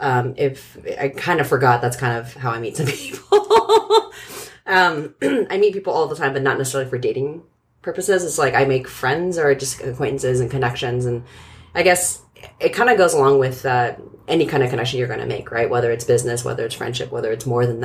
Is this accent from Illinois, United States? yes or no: no; San Francisco Bay Area, California, United States; I grew up in the Bay Area.